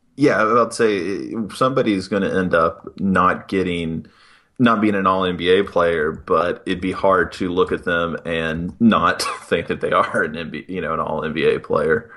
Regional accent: West Virginia, United States; moved away; I'm originally from West Virginia

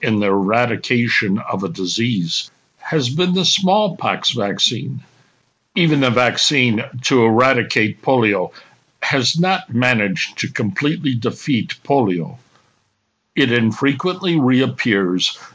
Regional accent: United States; being an American

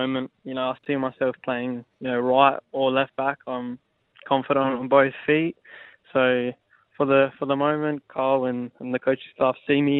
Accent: Adelaide, South Australia, Australia; I'm from Adelaide, and I grew up playing for Croydon Kings in my junior days

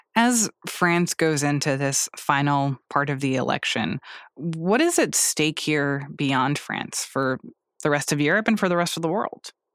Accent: United States; as an American

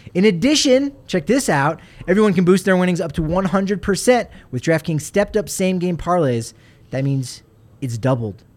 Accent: New Jersey, United States; moved away; I'm from New Jersey

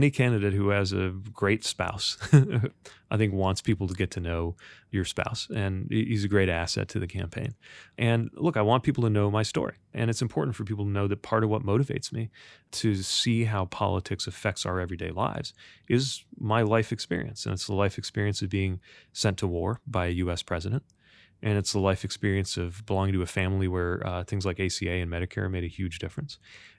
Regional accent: Indiana, United States; I grew up in Indiana.

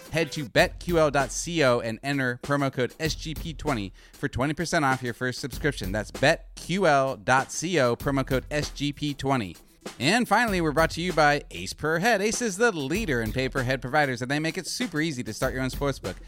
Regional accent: Northern Arizona, United States; I'm from Northern Arizona

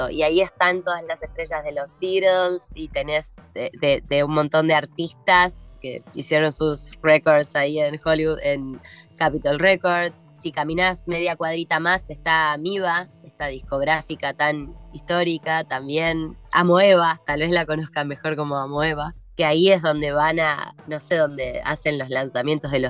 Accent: Morón, Buenos Aires Province, Argentina; now in Los Angeles, United States; Yo sigo siendo esa Argentina bien argenta, pero soy vegana, entonces para mí conseguir acá, ah, claro, mate todos los días, de hecho creo que tomo más mate acá que cuando vivía en Argentina

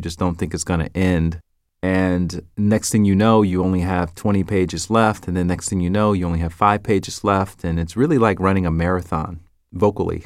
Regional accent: the South, United States; accent: Southern; I'm from the South, so I would pronounce things with a Southern accent

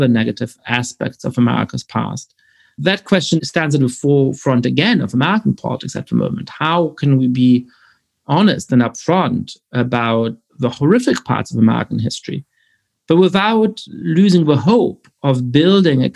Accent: Germany; I was born in 1982 in Germany, and I grew up in the country in the 80s and the 90s

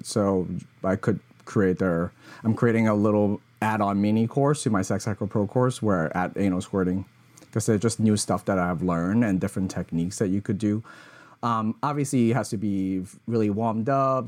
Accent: Hong Kong; growing up in Hong Kong

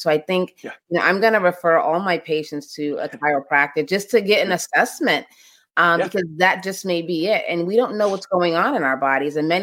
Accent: Boston, Massachusetts, United States; I'm from Boston

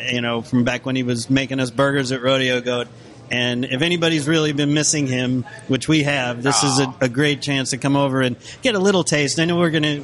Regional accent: New York, United States; moved away; I grew up in New York

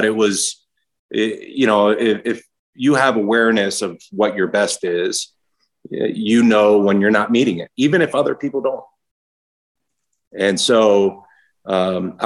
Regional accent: Baltimore, Maryland, United States; a young, scrawny kid growing up in Baltimore

